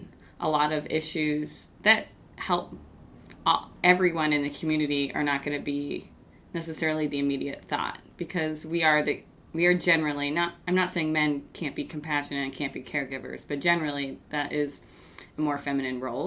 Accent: Bangor, Maine, United States; I grew up in Bangor

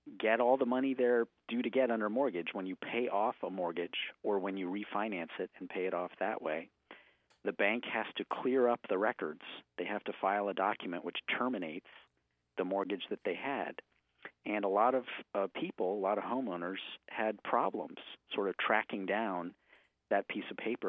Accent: Washington, District of Columbia, United States; moved away as an adult; now in Portland, United States; I grew up in Washington, D.C., or just outside D.C.

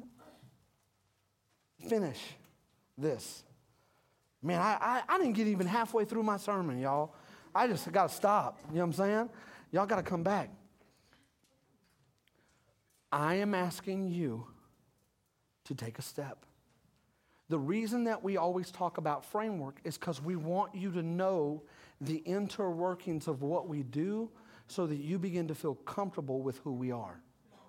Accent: United States; we're Americans

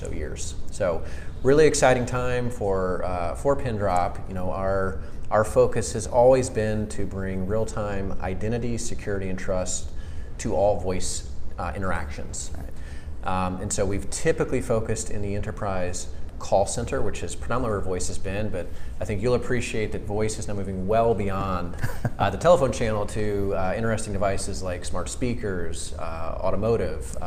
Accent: Atlanta, Georgia, United States; moved away as an adult; also born or lived in Maryland / Washington, D.C. area / West Coast; now in Atlanta, United States; I am an Atlanta native. So I grew up in Atlanta

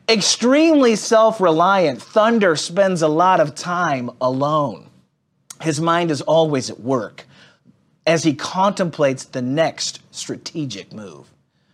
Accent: Israel; As a Jew growing up in Israel, there isn't this idea of compartmentalized faith that most of us have experienced in the West.

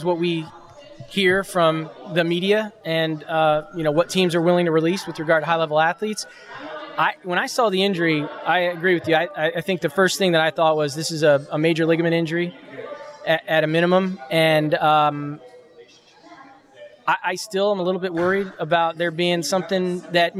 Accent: New Jersey, United States; came back home where I grew up here in New Jersey

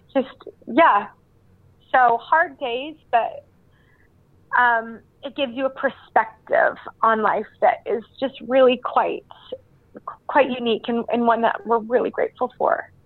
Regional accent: Canada; moved away as an adult; now in Utah, United States; I grew up in Canada

